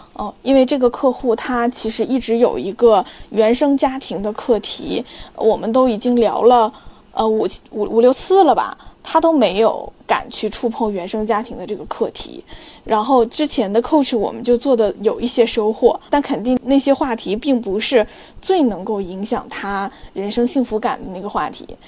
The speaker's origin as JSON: {"language": "Chinese", "region": "Liaoning", "country": "China", "tie": "born or raised there", "said": "我的老家辽宁"}